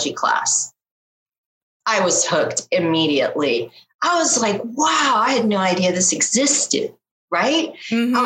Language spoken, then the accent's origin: English; Panama; I'm from Panama, my mom's Chilean and my dad is from the UK